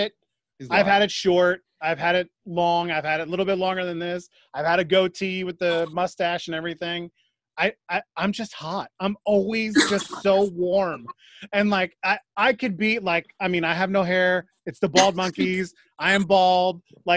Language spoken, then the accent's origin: English; New York, United States; also born or lived in Connecticut; now in Pennsylvania, United States; I grew up in New York. I moved to Connecticut, and now I live in central Pennsylvania, like a half hour south of Hershey.